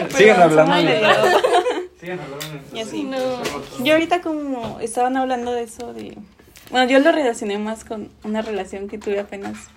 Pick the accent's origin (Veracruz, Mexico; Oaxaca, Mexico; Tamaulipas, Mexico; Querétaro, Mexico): Oaxaca, Mexico; moved away; yo soy de Oaxaca